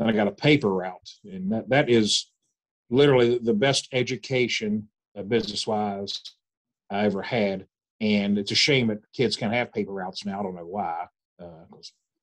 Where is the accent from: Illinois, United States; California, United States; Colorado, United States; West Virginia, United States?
West Virginia, United States; Charleston; Born and raised in East End, still live in East End